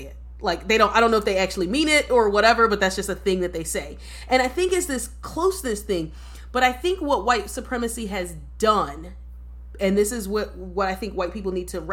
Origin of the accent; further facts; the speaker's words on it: United States; I'm an American born black person